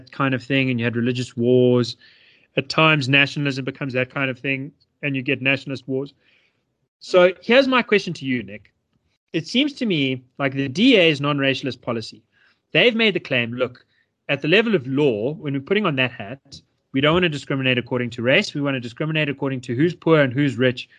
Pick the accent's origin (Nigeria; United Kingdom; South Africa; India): South Africa; me feel so proud to be a South African